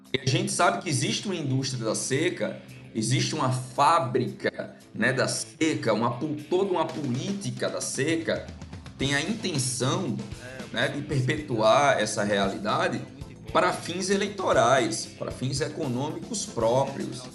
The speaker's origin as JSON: {"language": "Portuguese", "region": "Northeast Region", "country": "Brazil", "said": "eu sou nordestino"}